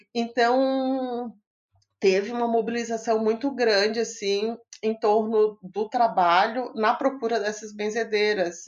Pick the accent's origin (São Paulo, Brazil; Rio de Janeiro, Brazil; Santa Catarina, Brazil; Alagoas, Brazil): Santa Catarina, Brazil; Imbituba; now in Florianópolis, Brazil; eu sou de Imbituba, aqui pertinho no sul de Santa Catarina, pertinho de Florianópolis, mas moro aqui há um tempão.